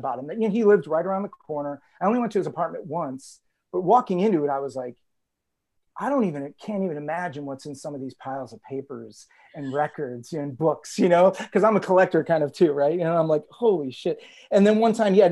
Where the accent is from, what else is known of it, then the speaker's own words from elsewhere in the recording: Cleveland, Ohio, United States; moved away as an adult; also born or lived in Columbus, Ohio / Brooklyn, New York; now in New York, United States; I grew up in Cleveland. I moved here in 2004 after living in Columbus for a while